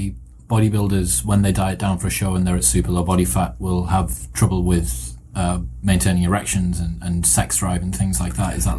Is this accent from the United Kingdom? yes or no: yes; United Kingdom; I'm British